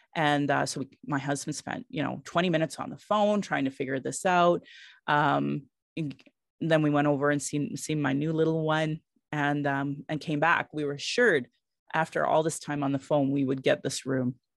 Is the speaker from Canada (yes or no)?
yes; Sylvan Lake, Alberta, Canada; also born or lived in Calgary, Alberta; I grew up in Sylvan Lake